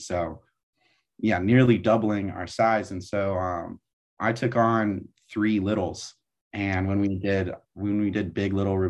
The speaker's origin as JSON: {"language": "English", "town": "Pacifica", "region": "California", "country": "United States", "tie": "born or raised there", "moved": "as an adult", "lives_now": "San Diego, United States", "said": "I'm from Pacifica, California. And for those not from the Bay Area, it is in the San Francisco Bay Area."}